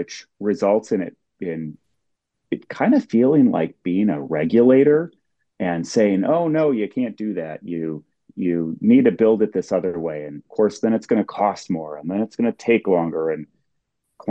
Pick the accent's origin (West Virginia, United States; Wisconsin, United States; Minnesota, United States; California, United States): Minnesota, United States; Minneapolis–Saint Paul; I grew up in the Twin Cities